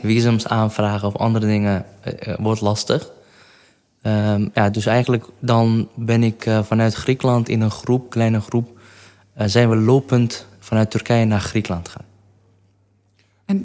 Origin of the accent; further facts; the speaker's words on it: Kirkuk, Kirkuk Governorate, Iraq; Dutch is a second language; moved away as an adult; also born or lived in Kurdistan Region; now in Netherlands; Ik ben in Kerkuk geboren. Dat is een stad in het noordelijke gedeelte van Irak.